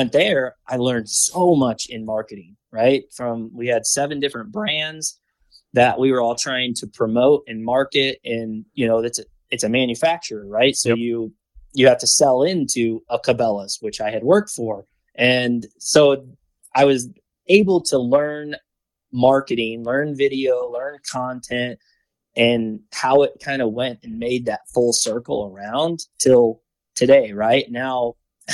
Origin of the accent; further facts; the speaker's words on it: Missouri, United States; moved away as an adult; not too far from where I grew up in Missouri again.